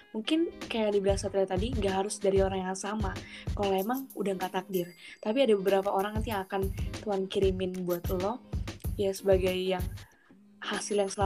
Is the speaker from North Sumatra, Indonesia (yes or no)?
yes; North Sumatra, Indonesia; Sumatera Utara, Sumatera Utara sebenarnya.